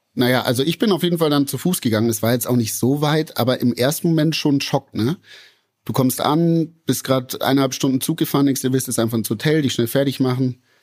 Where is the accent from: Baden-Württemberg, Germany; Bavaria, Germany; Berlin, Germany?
Bavaria, Germany; Munich; aus München